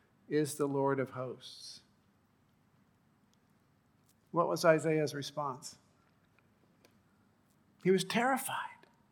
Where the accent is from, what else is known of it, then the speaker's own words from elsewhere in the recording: Rift Valley, Kenya; I grew up in Kenya on the edge of the Rift Valley. In front of our house was a perfectly formed volcano or caldera called Mount Longonot.